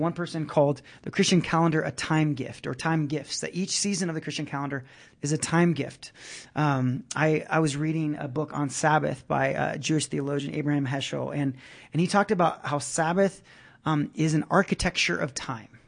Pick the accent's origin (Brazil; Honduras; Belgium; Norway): Brazil; moved away; I grew up in Brazil, um, which was a very Catholic, uh, nation